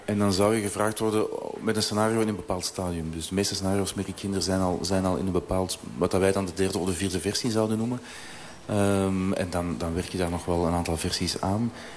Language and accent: Dutch; Belgium; we in België